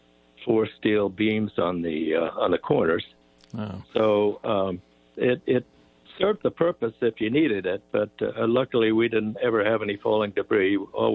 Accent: South East England, United Kingdom; Well, lots of memories of air raids and air raid sirens. You know, we were only about 3 miles from the Vickers aircraft factory, so there were lots of air raids.

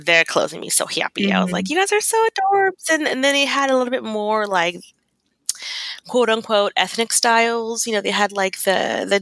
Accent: Texas, United States; As a Texan

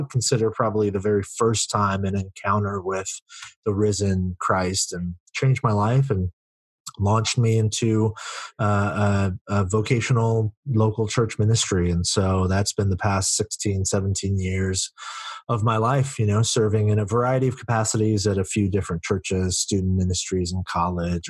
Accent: Silicon Valley, California, United States; I grew up in the Silicon Valley where I still live and serve.

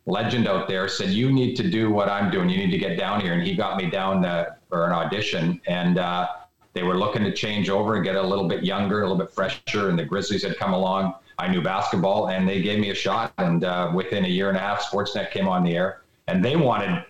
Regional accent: Vancouver, British Columbia, Canada; Vancouver, my hometown

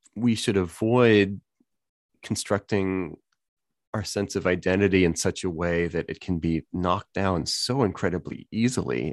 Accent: New Orleans, Louisiana, United States; growing up in New Orleans

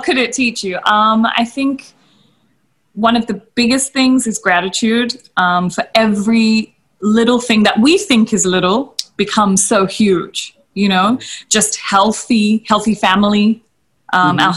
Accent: Australia; moved away as an adult; now in India; when I was in Australia, I didn't really maybe acknowledge the fact that I was Indian so much because I was raised in such a Western community

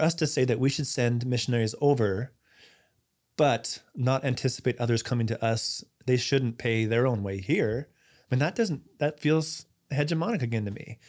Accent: United States; as an American

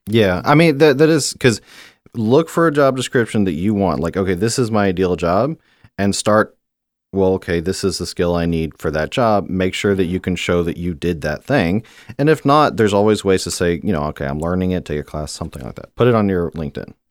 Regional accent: Houston, Texas, United States; moved away as an adult; also born or lived in Beijing / Shanghai / Hong Kong / Japan; Growing up in Houston

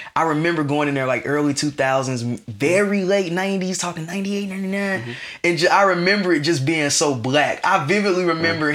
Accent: Atlanta, Georgia, United States; we are niggas from Atlanta

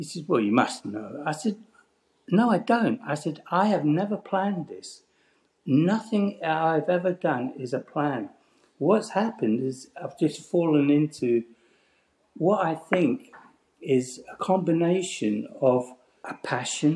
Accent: Paisley, Scotland, United Kingdom; when you land in Paisley, you're actually landing in Glasgow Airport. So I'm 6 miles from Glasgow Airport

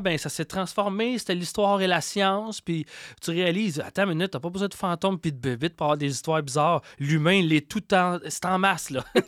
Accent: Quebec, Canada; accent: Québécois; mon accent québécois

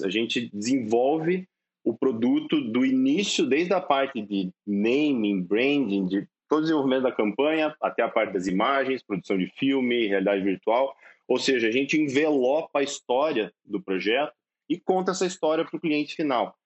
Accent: Cascavel, Paraná, Brazil; eu sou de Cascavel, cara, eu sou do interior do Paraná.

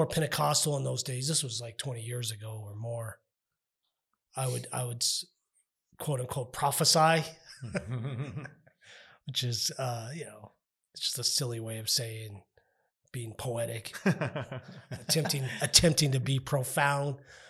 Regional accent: El Paso, Texas, United States; That's our street cred there. We're from Northeast El Paso.

